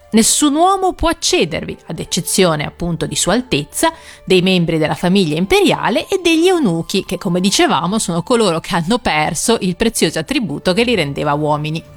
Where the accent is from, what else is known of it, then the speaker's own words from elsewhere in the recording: Liguria, Italy; accent: Ligurian; nel mio dialetto, quello ligure, farmacista si dice appunto ospezia